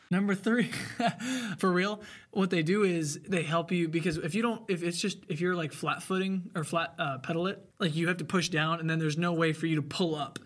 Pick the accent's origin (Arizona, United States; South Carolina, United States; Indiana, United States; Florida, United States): Indiana, United States; Bloomington; also born or lived in Ellettsville; I was born at Bloomington Hospital.